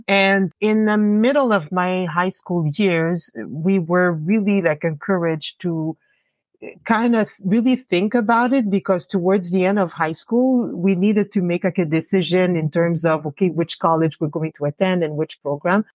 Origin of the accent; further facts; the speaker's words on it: Gatineau, Quebec, Canada; also born or lived in Montreal; I was born in Montreal, but uh, my parents did not want to stay uh, hmm. too long in Montreal. So they decided to um, establish uh, themselves um, in Hull. So that's where I grew up.